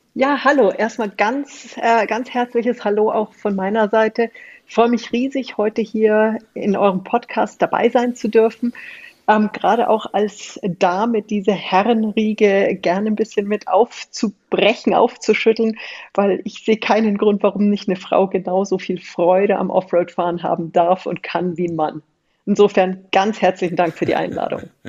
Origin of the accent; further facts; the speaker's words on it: Munich, Bavaria, Germany; moved away as an adult; also born or lived in Austria / Indonesia / New Zealand / Beijing; ich komme aus München, bin mhm. groß geworden, ein paar Kilometer von der Konzernzentrale entfernt